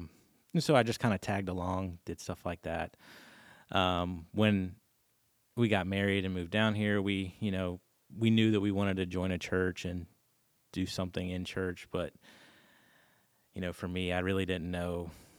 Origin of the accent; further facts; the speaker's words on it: Clinton, Maryland, United States; moved away; So I'm from Clinton, Maryland, little town outside of DC.